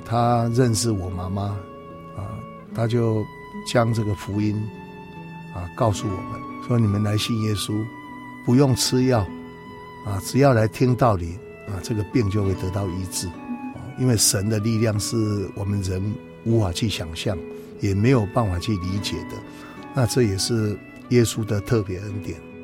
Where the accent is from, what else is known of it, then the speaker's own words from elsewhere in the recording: Taiwan; 我们台湾的庙宇却非常地多